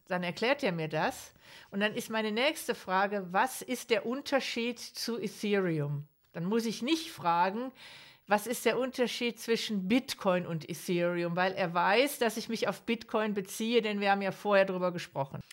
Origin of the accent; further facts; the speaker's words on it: Ruhr area, North Rhine-Westphalia, Germany; ich komme selber aus dem Ruhrgebiet